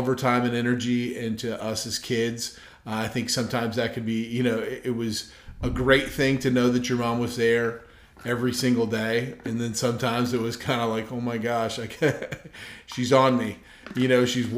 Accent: Clearwater, Florida, United States; I grew up in Clearwater, Florida.

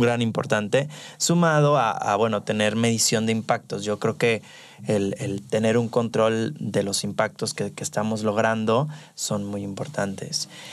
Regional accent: Los Cabos, Baja California Sur, Mexico; moved away as an adult; now in Guadalajara, Mexico; soy de Los Cabos, pero me vine ya para acá hace unos meses

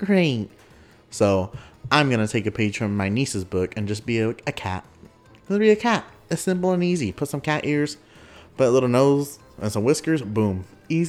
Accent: Texas, United States; accent: country hick; I'm already from Texas

